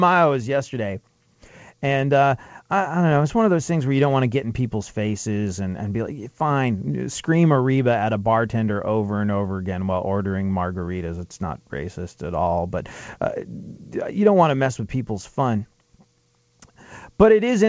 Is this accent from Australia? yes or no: no; England, United Kingdom; moved away; growing up in England, which I did